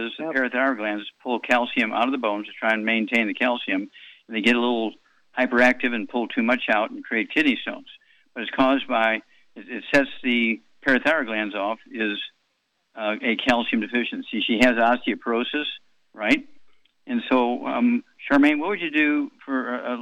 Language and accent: English; Wellston, Missouri, United States; I grew up in Missouri, in Wellston, Missouri, a little farm town outside of St. Louis